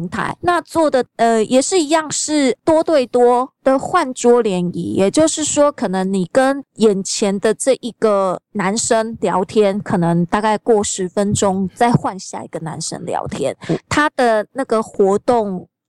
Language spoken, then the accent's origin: Chinese; Taiwan; born there; 对对对，农民历的节气，因为毕竟我们生在台湾。